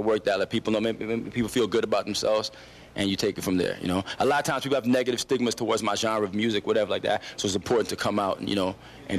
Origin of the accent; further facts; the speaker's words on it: Toronto, Ontario, Canada; I'm from Scarborough.